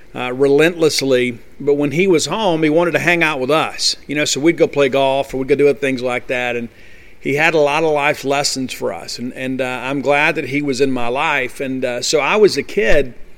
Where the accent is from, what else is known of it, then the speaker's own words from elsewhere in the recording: Columbia, Mississippi, United States; also born or lived in Canton, Mississippi; I am from Columbia, Mississippi. I grew up there